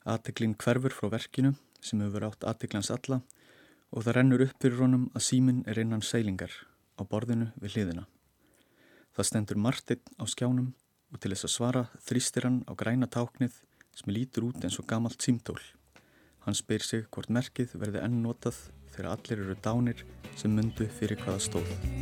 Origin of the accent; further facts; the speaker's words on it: Iceland; við erum Íslendingar